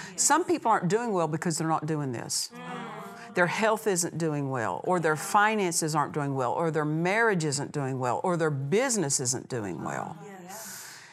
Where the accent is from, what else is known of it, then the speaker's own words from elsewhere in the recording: Oklahoma, United States; I'm from Oklahoma, and you know we have ways